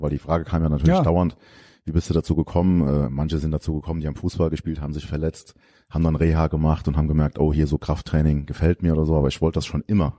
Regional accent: Geisig, Rhineland-Palatinate, Germany; also born or lived in Koblenz; now in Lahnstein, Germany; da bin ich die ersten 16 Jahre meines Lebens aufgewachsen

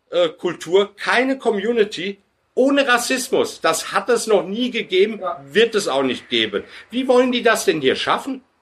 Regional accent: Turkey; now in Germany; und ich bin Passtürke, ich bin kein Deutscher, noch nicht

